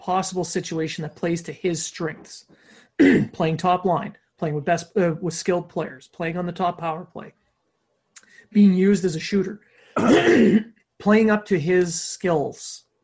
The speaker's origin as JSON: {"language": "English", "country": "Canada", "said": "we're Canadian"}